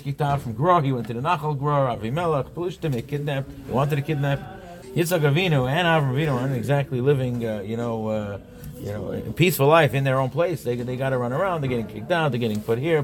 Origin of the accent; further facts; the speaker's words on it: Monsey, New York, United States; I grew up on a block in Monsey. I grew up in Monsey